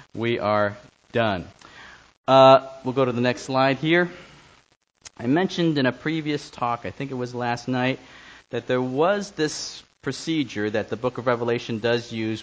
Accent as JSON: {"language": "English", "town": "New York City", "region": "New York", "country": "United States", "tie": "born or raised there", "said": "I grew up on the Lower East Side of Manhattan, went to Stuyvesant High School"}